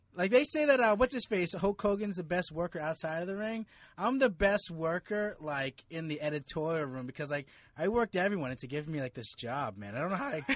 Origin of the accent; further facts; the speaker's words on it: Jersey City, New Jersey, United States; moved away as an adult; also born or lived in New York; now in Philippines; I grew up in Jersey City